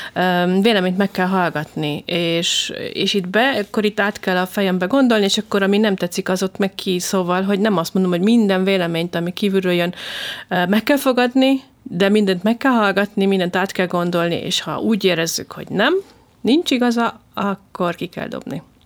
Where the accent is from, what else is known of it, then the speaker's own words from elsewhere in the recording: Hungary; magyarként külföldön lenni